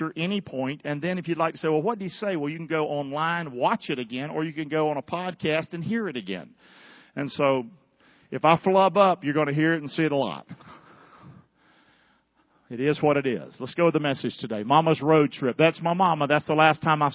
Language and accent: English; North Carolina, United States; I'm from North Carolina.